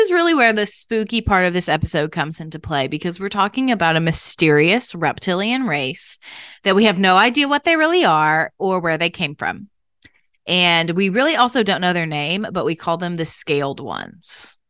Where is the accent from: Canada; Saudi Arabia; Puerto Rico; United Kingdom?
Canada; My mother is African American and of a slave trade brought line, and I was born and raised in Canada.